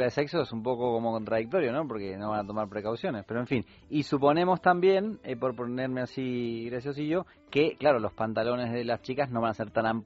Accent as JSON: {"language": "Spanish", "country": "Argentina"}